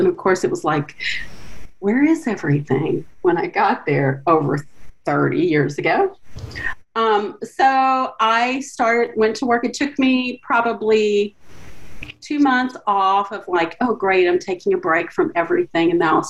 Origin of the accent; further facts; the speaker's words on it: Louisiana, United States; also born or lived in Pensacola Beach, Florida; now in Green Bay, United States; So I'm from Louisiana, Chef. So, you know, I got that accent sometime, but I got lots of them.